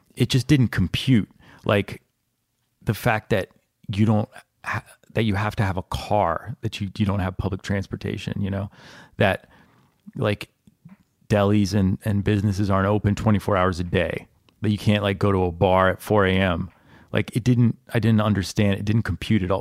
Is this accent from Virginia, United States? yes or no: yes; Virginia, United States; I grew up in Virginia